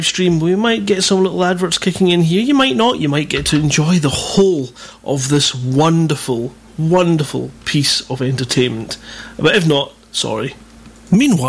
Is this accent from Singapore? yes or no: no; Scotland, United Kingdom; I'm Scottish.